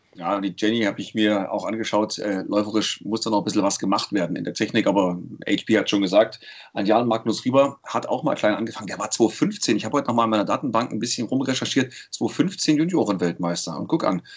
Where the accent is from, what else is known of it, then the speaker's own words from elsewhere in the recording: Leipzig, Saxony, Germany; accent: Saxon; Ich komme aus dem Osten, ich bin der einzige Össi hier unter uns. Ich komme aus Leipzig